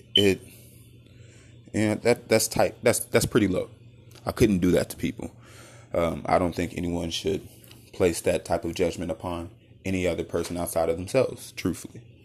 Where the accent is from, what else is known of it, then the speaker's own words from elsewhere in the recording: United States; As a young black man, growing up in the United States